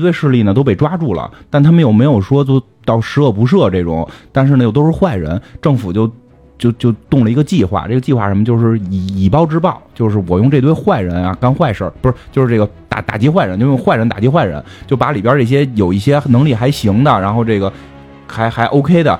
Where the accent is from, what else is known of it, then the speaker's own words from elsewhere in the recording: China; 我们中国人也能打外星人。